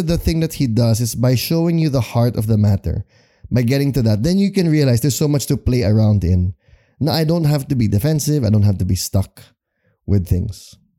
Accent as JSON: {"language": "English", "country": "Philippines", "said": "as a Filipino Christian."}